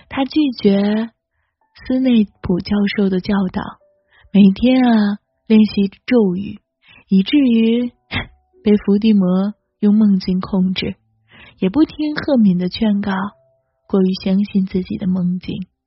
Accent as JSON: {"language": "Chinese", "country": "China", "said": "我是个中国人"}